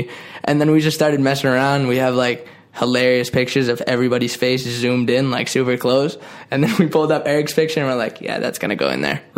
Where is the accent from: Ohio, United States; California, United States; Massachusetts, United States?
Massachusetts, United States; Boston; We're both from Boston.